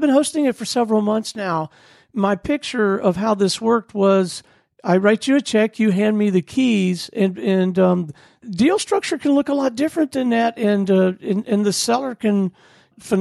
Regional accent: Gulf Coast, United States; I grew up on the Gulf Coast.

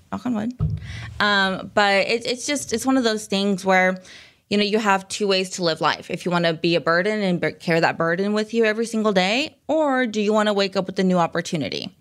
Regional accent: Springdale, Arkansas, United States; also born or lived in Rogers, Arkansas / Phoenix, Arizona; I was born and raised here in Northwest Arkansas

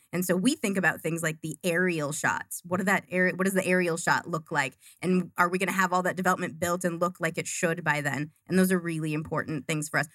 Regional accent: Duluth, Minnesota, United States; moved away as an adult; also born or lived in Arizona; now in Glendale, United States

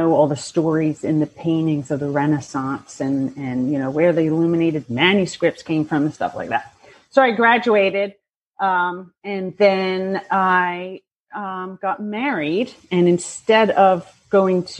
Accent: Bucks County, Pennsylvania, United States; I grew up in Bucks County, Pennsylvania

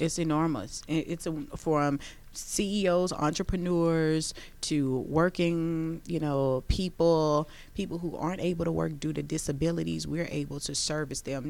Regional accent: Baton Rouge, Louisiana, United States; now in Georgia, United States; we're both from Baton Rouge, Louisiana

